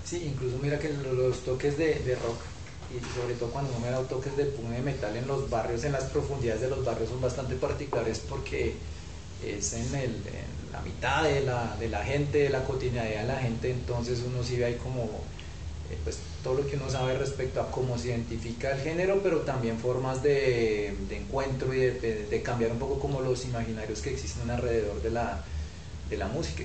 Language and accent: Spanish; Bogotá, Colombia; como bogotanos uno siempre tiene unos lugares de circulación